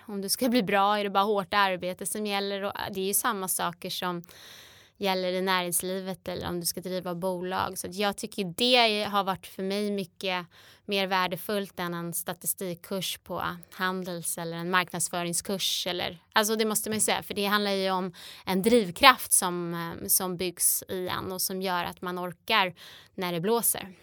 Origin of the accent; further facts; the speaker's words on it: between Strängnäs and Eskilstuna, Södermanland, Sweden; där jag växte upp mellan Strängnäs och Eskilstuna på landet